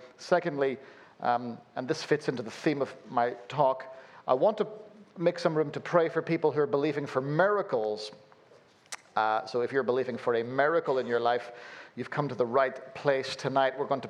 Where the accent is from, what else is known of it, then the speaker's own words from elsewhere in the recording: Belfast, Northern Ireland, United Kingdom; born there; Forgive this weird accent that I've got going on here. I was born in Belfast and then have lived all over the place, so you end up with a weird accent like this